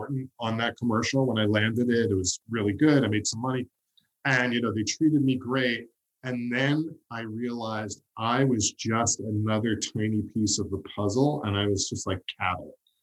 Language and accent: English; New York, United States; as a New Yorker